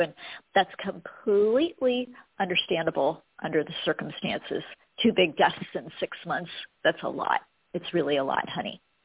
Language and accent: English; United States; I was born in America